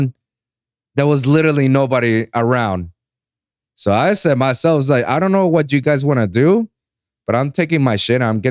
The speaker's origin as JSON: {"language": "English", "country": "Puerto Rico", "tie": "born or raised there", "second_language": "English", "said": "I was born and raised in Puerto Rico"}